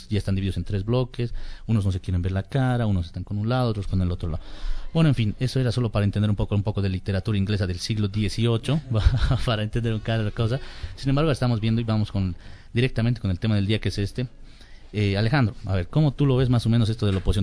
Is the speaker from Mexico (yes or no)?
no; Bolivia; en Bolivia estamos unidos y no estamos, somos los bolivianos